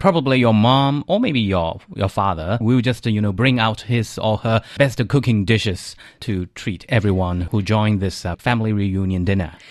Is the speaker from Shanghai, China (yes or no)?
no; Zhejiang, China; moved away as an adult; now in Beijing, China; in South China, especially in my hometown, in eastern China's, like, uh, Coastal Zhejiang